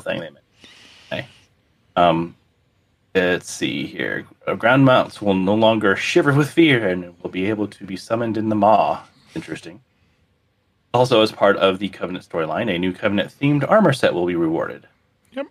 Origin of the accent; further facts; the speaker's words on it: South Florida, United States; moved away; I grew up in South Florida